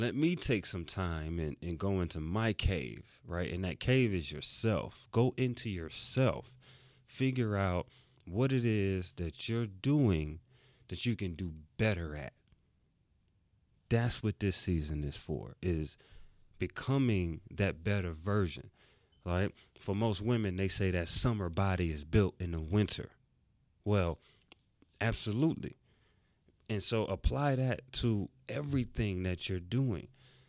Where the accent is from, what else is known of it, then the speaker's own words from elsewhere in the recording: New York City, New York, United States; I'm from New York City. And I grew up where you had to have on that winter coat